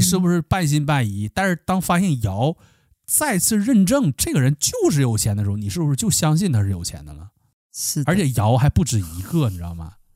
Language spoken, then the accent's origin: Chinese; Northeast China, China; accent: Northeastern (Dongbei) dialect; 我们东北话